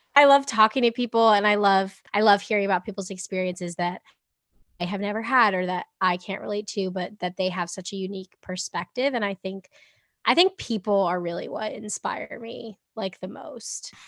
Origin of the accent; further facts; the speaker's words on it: Boston, Massachusetts, United States; also born or lived in England; I'm from Boston